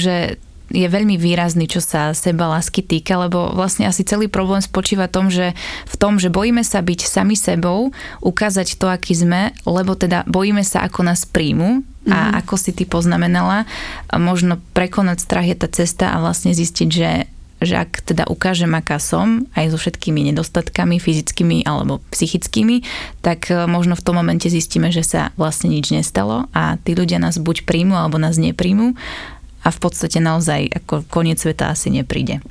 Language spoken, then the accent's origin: Slovak; Slovakia; Je to niečo, s čím máme my Slováci veľký problém